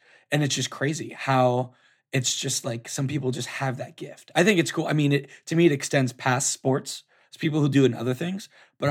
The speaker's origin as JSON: {"language": "English", "region": "Florida", "country": "United States", "tie": "born or raised there", "said": "I grew up in Florida."}